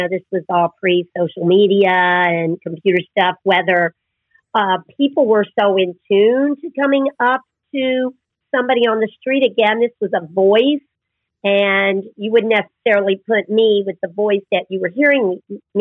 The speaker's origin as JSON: {"language": "English", "region": "Tennessee", "country": "United States", "also_born_or_lived": "New York", "moved": "yes", "said": "I'm from Tennessee"}